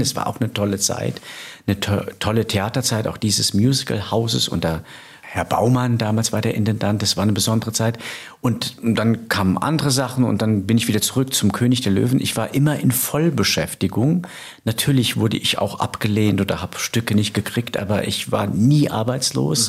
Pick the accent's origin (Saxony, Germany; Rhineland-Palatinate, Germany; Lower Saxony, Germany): Rhineland-Palatinate, Germany; now in Hamburg, Germany; in der Pfalz, äh, in meiner Heimat